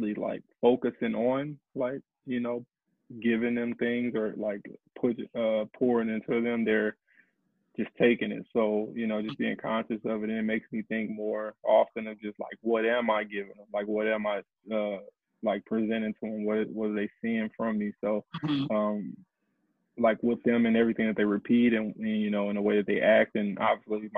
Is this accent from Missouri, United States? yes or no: yes; St. Louis, Missouri, United States; I'm from St. Louis, Missouri